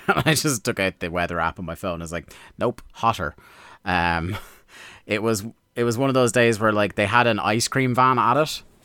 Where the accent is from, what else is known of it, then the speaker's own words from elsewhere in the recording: Ireland; as an Irishman